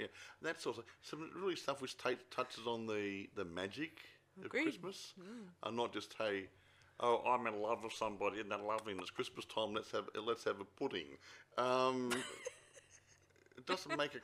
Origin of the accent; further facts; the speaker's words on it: Australia; when I was growing up in Australia